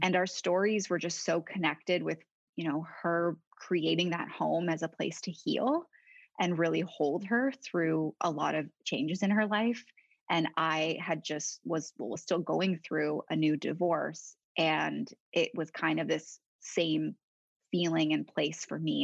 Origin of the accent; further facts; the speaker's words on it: Toronto, Ontario, Canada; moved away as an adult; now in Paris, France; I was born and born in Toronto, but raised just outside the city in the suburbs